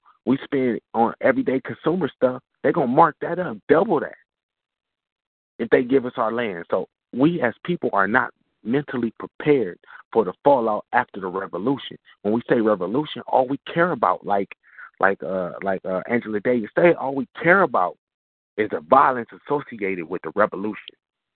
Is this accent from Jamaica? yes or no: yes; Jamaica; Well, I'm Jamaican. I'm from the island.